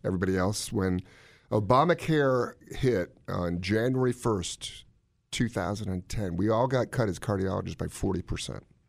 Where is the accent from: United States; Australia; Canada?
United States; Washington, District of Columbia; I grew up in Washington, D C.